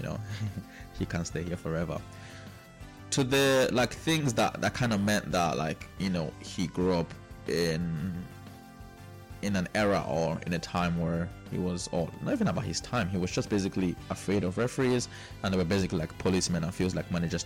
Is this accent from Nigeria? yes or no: yes; Nigeria; I am Nigerian